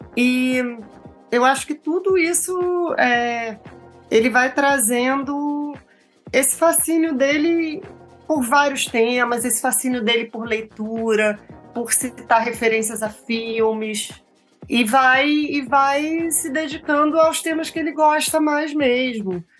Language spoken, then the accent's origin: Portuguese; Rio de Janeiro, Brazil; eu cresci na Tijuca e estudei no Rio Comprido